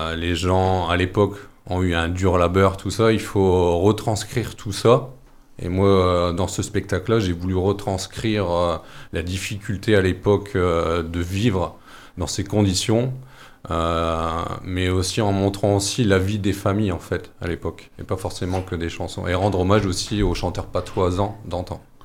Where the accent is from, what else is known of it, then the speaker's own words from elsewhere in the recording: Noyelles-Godault, Hauts-de-France, France; j'ai passé mon enfance sur Noyer-le-Godot et j'ai toujours vécu dans, dans ce milieu euh, minier